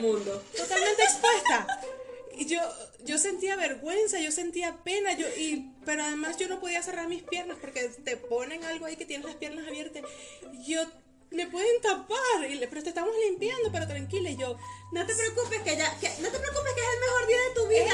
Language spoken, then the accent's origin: Spanish; Venezuela; moved away as an adult; now in Mexico; yo le digo, de Venezuela